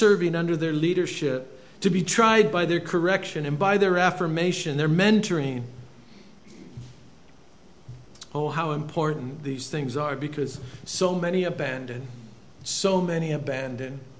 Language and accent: English; Bremerton, Washington, United States; moved away; I'm from Bremerton, Washington